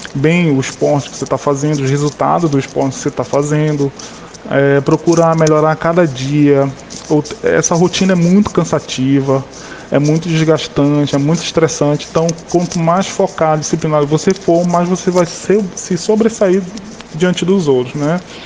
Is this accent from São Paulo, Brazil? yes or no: no; Macapá, Amapá, Brazil; moved away; quando eu saí de Macapá